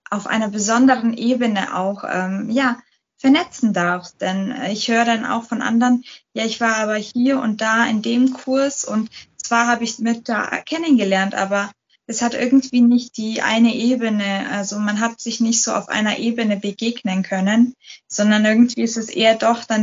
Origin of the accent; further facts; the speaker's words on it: Munich, Bavaria, Germany; Ich bin äh, Münchnerin. Ich bin, ich werde dieses Jahr 30